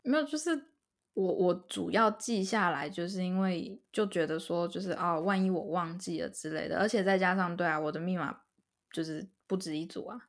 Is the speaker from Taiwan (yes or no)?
yes; Taiwan; moved away as an adult; now in Canada; 我也是台湾人